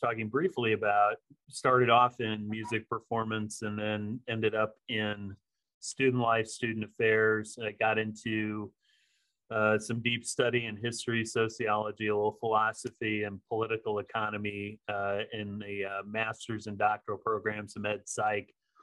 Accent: Midwest, United States; also born or lived in Arizona; now in Los Angeles, United States; I'm a Midwesterner at heart

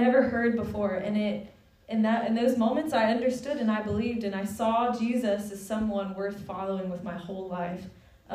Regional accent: Watson, Louisiana, United States; moved away as an adult; also born or lived in India; I grew up in Watson. I went to Live Oak High School.

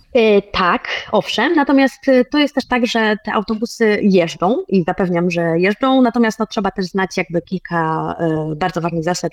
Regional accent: Poland; now in Cyprus; jestem z Polski

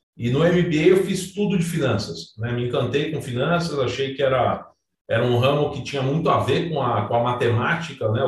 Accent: São Paulo, Brazil; eu sou paulistano, é, neto de, de, italianos, filho nascido na Moca, né? Italiano e Moca combinam bastante. Uhum. Passei minha infância no, no Juventus, nadando

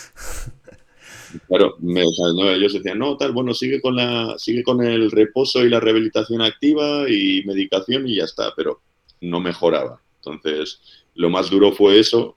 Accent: Basque Country, Spain; moved away as an adult

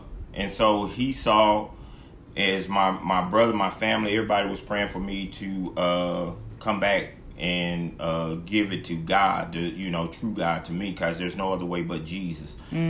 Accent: Killeen, Texas, United States; raised in a church, so I would walk to Sunday school. Mm-hmm. It was a couple of blocks from my house. I was raised in Killeen.

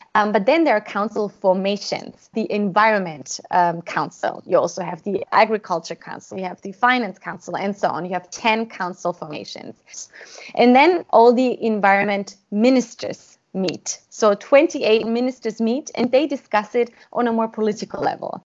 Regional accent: Austria; I am from Austria

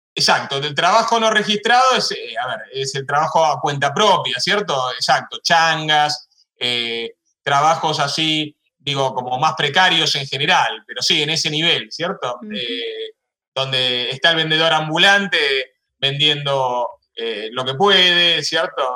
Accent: Argentina

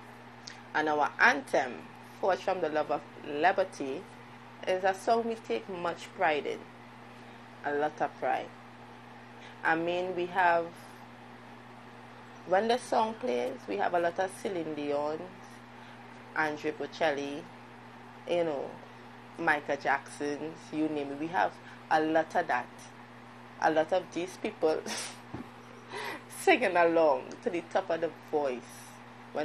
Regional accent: Trinidad & Tobago; moved away; I'm from Trinidad. I'm a Trinbegonian.

